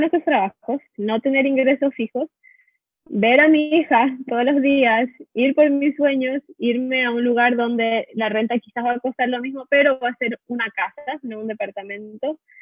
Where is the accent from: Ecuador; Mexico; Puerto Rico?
Ecuador; moved away as an adult; now in California, United States; Somos de Ecuador y vivimos muchos años en California.